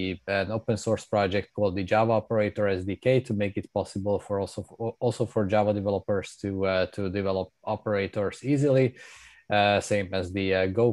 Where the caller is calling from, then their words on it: Amsterdam, North Holland, Netherlands; I'm calling in from Amsterdam, and I moved here a few years ago.